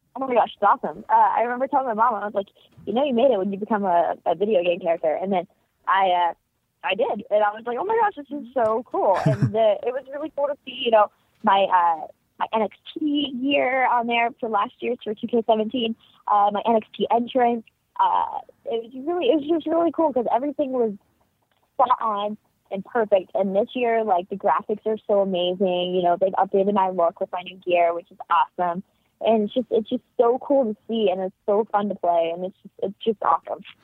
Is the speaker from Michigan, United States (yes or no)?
no; Ohio, United States; now in Florida, United States; I grew up in Ohio and it's a very farmy area that I grew up in.